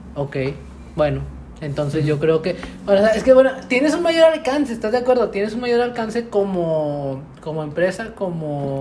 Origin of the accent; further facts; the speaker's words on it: Mexico; todas las personas que vivimos y somos mexicanos